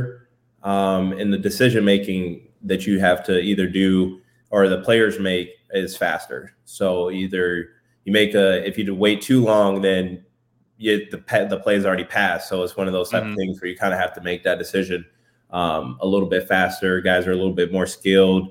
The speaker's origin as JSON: {"language": "English", "town": "Detroit", "region": "Michigan", "country": "United States", "tie": "born or raised there", "moved": "yes", "said": "growing up in Detroit"}